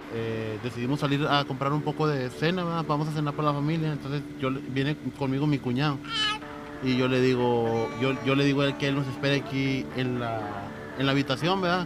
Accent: Texas, United States; nosotros venimos de Estados Unidos

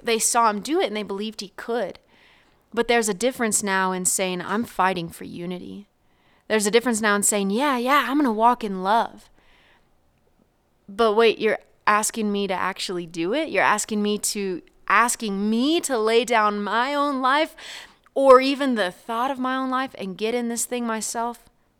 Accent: Oklahoma, United States; I was just going to stop by the church that I grew up in there in Oklahoma.

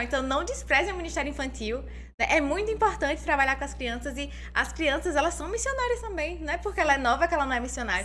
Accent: Santa Rita, Paraíba, Brazil; eu morava em Santa Rita com a minha mãe

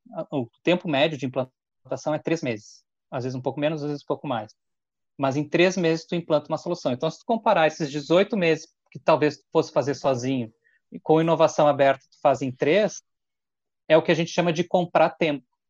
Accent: Porto Alegre, Rio Grande do Sul, Brazil; moved away as an adult; now in Caxias do Sul, Brazil; Vivi em Porto Alegre, nasci em Porto Alegre e hoje moro em, em Caxias do Sul.

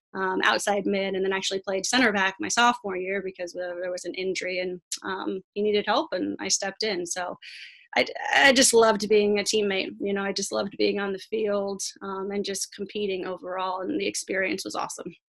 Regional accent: La Mirada, California, United States; now in La Habra, United States; I grew up in La Mirada and then moved about two miles down the street as an adult to La Habra

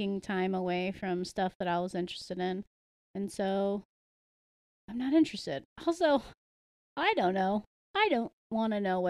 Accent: United States; I was raised in the United States

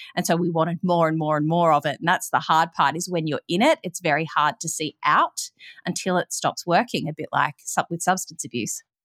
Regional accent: Melbourne, Victoria, Australia; I grew up in Melbourne, Australia

